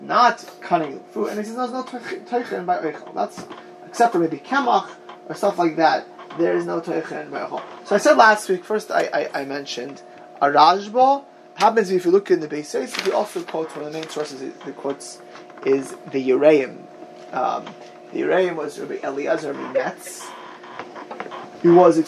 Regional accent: United States; I'm an American.

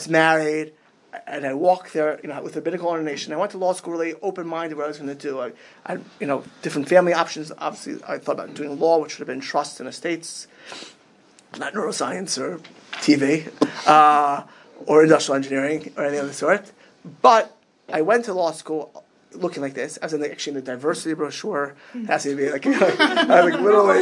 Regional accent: Miami Beach, Florida, United States; moved away as an adult; also born or lived in Queens, New York / Israel / Lakewood, New Jersey; now in Chicago, United States; I grew up in Miami Beach, Florida.

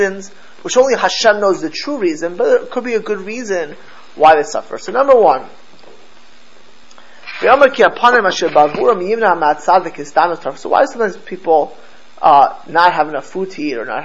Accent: Miami Beach, Florida, United States; also born or lived in Jerusalem; I grew up in Miami Beach, in South Florida

